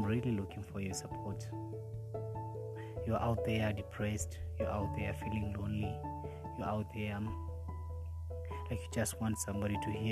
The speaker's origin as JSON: {"language": "English", "town": "Nakuru", "region": "Nakuru County", "country": "Kenya", "tie": "born or raised there", "said": "I'm a simple boy from Nakuru, born and raised in Nakuru, in a place called Egerton."}